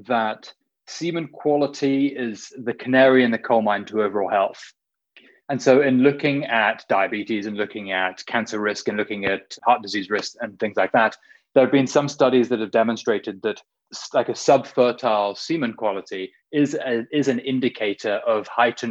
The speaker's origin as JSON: {"language": "English", "area": "between Oxford and London", "region": "South East England", "country": "United Kingdom", "tie": "born or raised there", "moved": "yes", "lives_now": "San Francisco, United States", "said": "I'm from the UK, born and raised in this little village outside of London, about 40 minutes northwest, in between Oxford and London"}